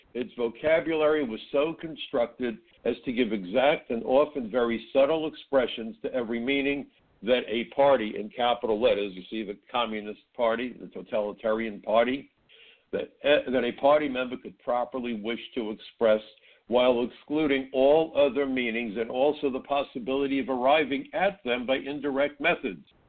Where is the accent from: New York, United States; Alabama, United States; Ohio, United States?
New York, United States; New York City; growing up in Brooklyn